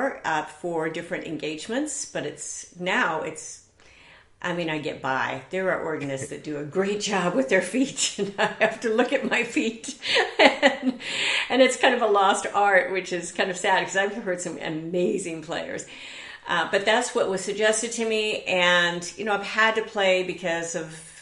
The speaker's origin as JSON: {"language": "English", "region": "Southern California", "country": "United States", "tie": "born or raised there", "also_born_or_lived": "Eatonton, Georgia", "said": "I was born in Eatonton, Georgia, did not stay there long, but came out to Southern California and grew up around here"}